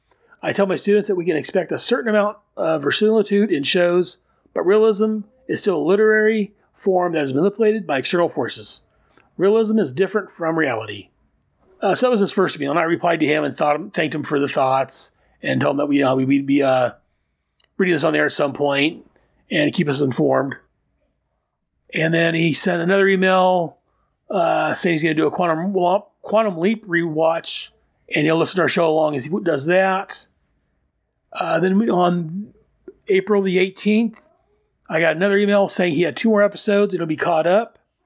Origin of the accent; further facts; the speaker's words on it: Lower Sackville, Nova Scotia, Canada; Oh, and I grew up in Lower Saxville, Nova Scotia, Canada, near Halifax.